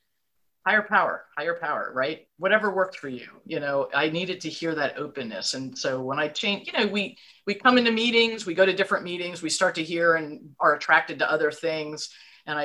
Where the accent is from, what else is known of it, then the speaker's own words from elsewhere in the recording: New York, United States; now in Virginia, United States; I was born and brought up in New York